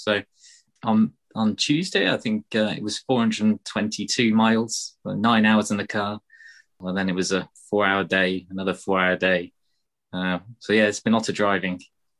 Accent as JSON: {"language": "English", "country": "United Kingdom", "said": "In the UK, we tend to like queuing."}